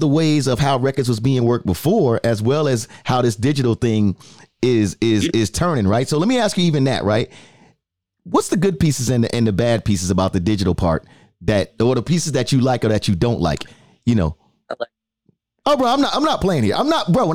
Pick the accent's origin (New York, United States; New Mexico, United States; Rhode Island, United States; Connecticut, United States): New York, United States; New York City; I'm from the Bronx. So I can tell you, I'm from the Bronx, New York